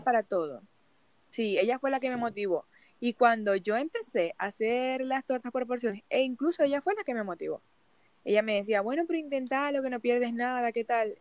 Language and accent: Spanish; Venezuela; moved away as an adult; also born or lived in United States; now in Chile; La primera vez que yo salí de Venezuela fue un 17 de abril